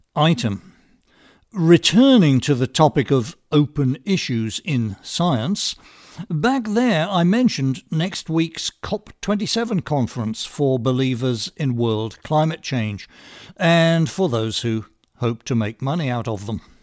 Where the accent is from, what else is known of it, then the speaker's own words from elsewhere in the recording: England, United Kingdom; moved away as an adult; now in United States; I was raised in England